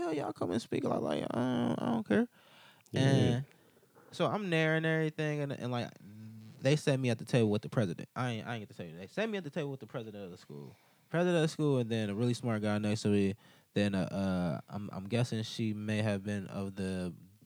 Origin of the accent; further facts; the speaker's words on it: Cleveland, Ohio, United States; I grew up in Cleveland